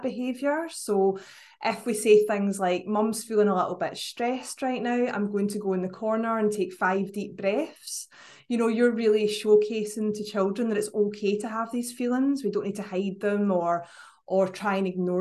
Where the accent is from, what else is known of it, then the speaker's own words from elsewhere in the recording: Scotland, United Kingdom; accent: Scottish; I know you couldn't guess from my accent, but up in Scotland